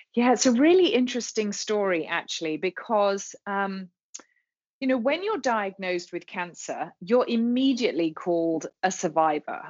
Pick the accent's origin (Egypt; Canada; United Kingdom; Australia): United Kingdom; England; moved away as an adult; now in Charlotte, United States; I'm a Brit